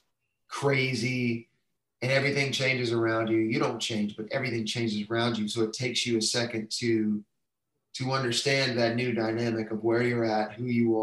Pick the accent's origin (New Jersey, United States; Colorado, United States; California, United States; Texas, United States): Texas, United States; moved away as an adult; now in Nashville, United States; I'm from Texas